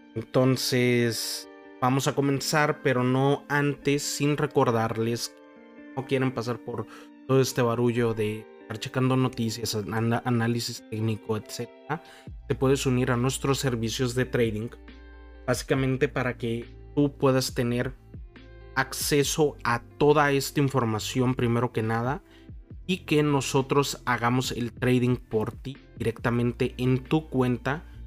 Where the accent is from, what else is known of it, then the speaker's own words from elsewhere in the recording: Mexico; yo soy de México y aquí existe uno de los unicornios eh, de nuestro país